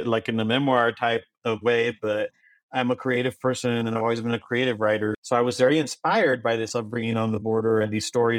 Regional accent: Brownsville, Texas, United States; first language Spanish; English is a second language; I was born and raised in Brownsville, Texas

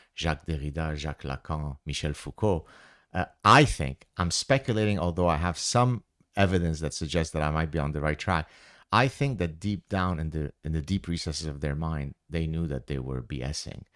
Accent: Lebanon; moved away; growing up in Lebanon

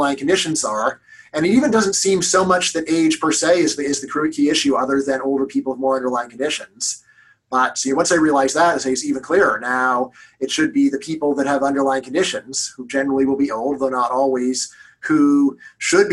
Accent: Los Angeles, California, United States; I'm from Los Angeles

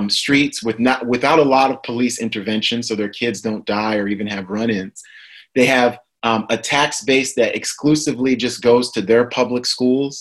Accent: New York, United States; moved away; New York is my hometown

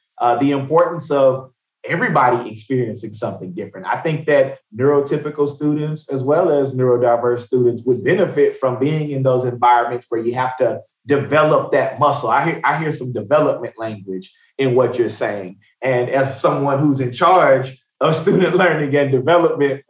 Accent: Tyler, Texas, United States; now in Austin, United States; I'm from Tyler. So I grew up about 4 hours from here

